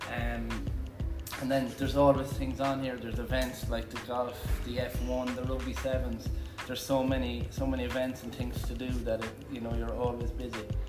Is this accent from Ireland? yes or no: yes; Galway, Connacht, Ireland; moved away; I'm from the west of Ireland in a place called Galway